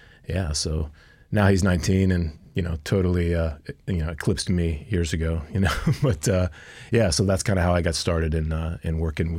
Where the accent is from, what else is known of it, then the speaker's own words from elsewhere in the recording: Philadelphia, Pennsylvania, United States; now in Palmer, United States; You know, I grew up on the East Coast outside of Philadelphia, so certainly didn't have trails like we've got up here. But so bikes have always kind of been a thing for me. And then, moved to Palmer